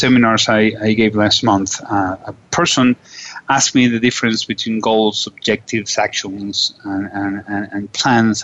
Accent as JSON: {"language": "English", "country": "Venezuela", "said": "I'm from Venezuela"}